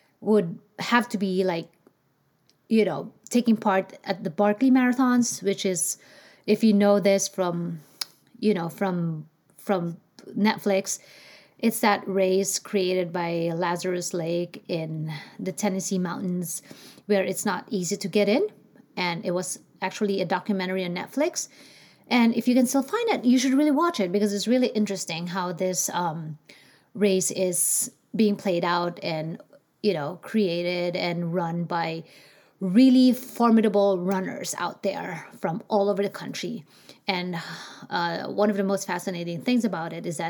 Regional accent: Philippines; English is a second language; moved away as an adult; now in United States; I grew up in the Philippines, so you probably and most likely will pick up an accent

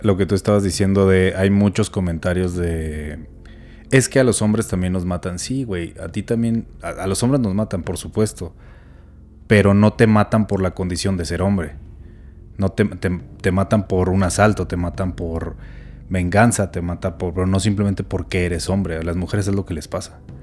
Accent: Chihuahua, Mexico; soy de Chihuahua

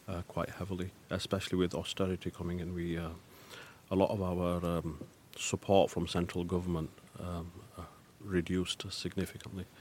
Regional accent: Bradford, Yorkshire and the Humber, United Kingdom; also from Bradford

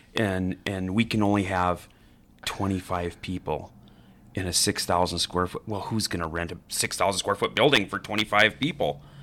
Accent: Billings, Montana, United States; also born or lived in Idaho; grew up in Billings, too. So back and forth. I, I went to school in, in Idaho, as well as Billings, and then graduated from senior here

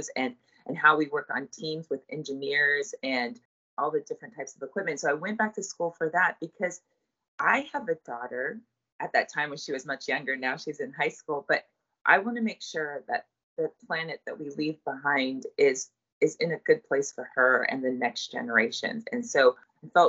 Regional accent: Colorado, United States; I grew up in Colorado, so I've always lived in places where water is of a shortage

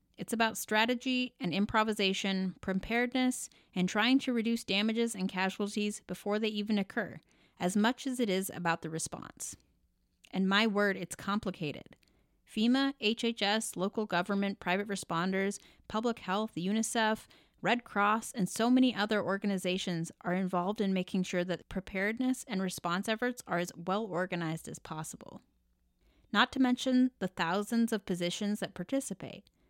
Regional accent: Oregon, United States; moved away as an adult; also born or lived in New York City / Stockton, California / Eugene, Oregon / Portland, Oregon; now in Washington, D.C., United States; I'm from Oregon

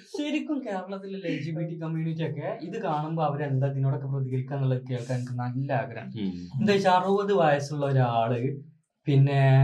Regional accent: Malappuram district, Kerala, India

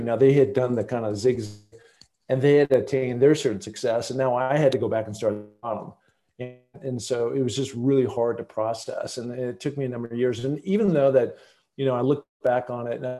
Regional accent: the Northwest, Pacific Northwest, United States; growing up in the Northwest, knowing all those different famous mountaineers, looking at Mount Rainier out my window every day

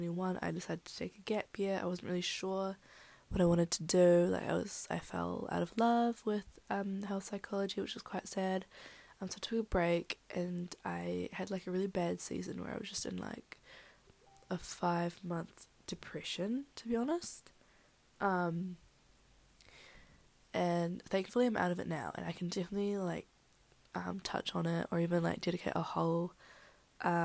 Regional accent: Wellington, New Zealand; born or raised there; also born or lived in Philippines

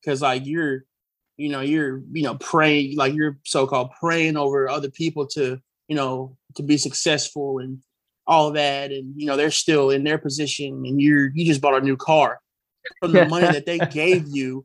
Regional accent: the South, United States; moved away; I grew up in, you know, growing up in the South

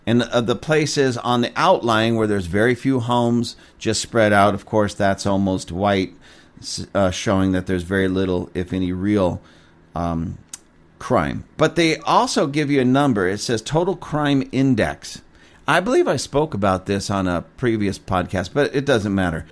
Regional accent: Lancaster, United States; right here in my city, in my hometown.

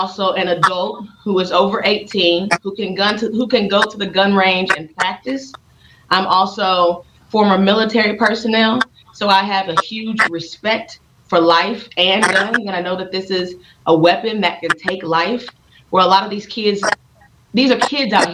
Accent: Kansas City, Missouri, United States; I'm born and raised in Kansas City, Missouri

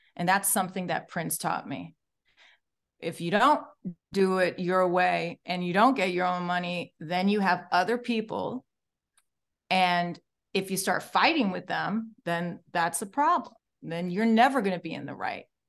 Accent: Morocco; moved away; I came all the way from Morocco

